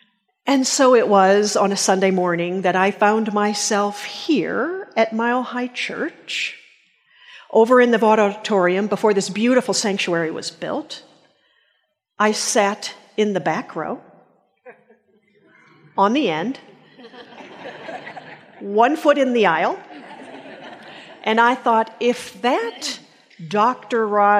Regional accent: Japan; I grew up in Japan, and I can remember having a very numinous experience as a little girl.

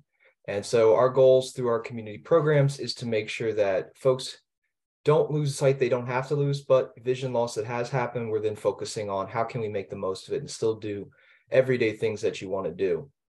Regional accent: Pennsylvania, United States; moved away; I'm originally from Pennsylvania.

